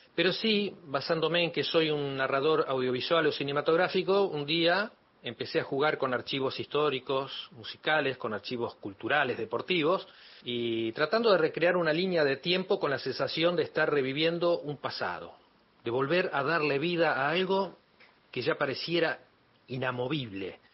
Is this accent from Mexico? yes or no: no; 9 de Julio, Buenos Aires Province, Argentina; moved away as an adult; now in Buenos Aires, Argentina; cuando me fui de mi ciudad, yo soy de 9 de julio, cuando me fui para estudiar cine acá en Buenos Aires